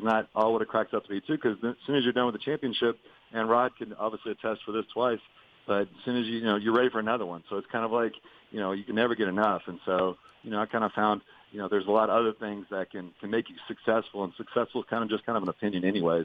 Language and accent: English; Louisville, Kentucky, United States; I'm from Louisville, Kentucky